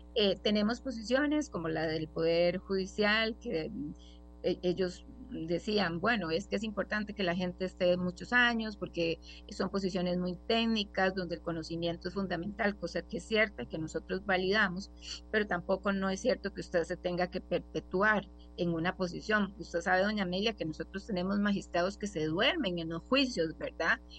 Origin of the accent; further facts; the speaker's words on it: Costa Rica; como, como costarricenses